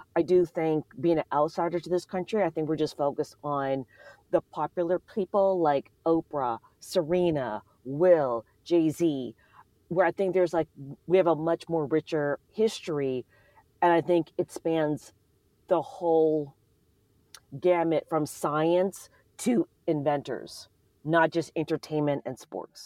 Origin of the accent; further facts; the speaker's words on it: Canada; now in United States; I'm not American, I'm from Canada